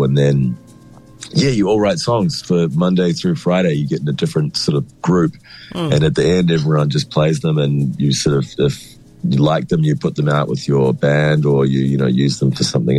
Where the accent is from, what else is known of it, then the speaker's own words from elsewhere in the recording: Wellington, New Zealand; moved away as an adult; now in Melbourne, Australia; I grew up in Wellington. I went to Melbourne when I was 20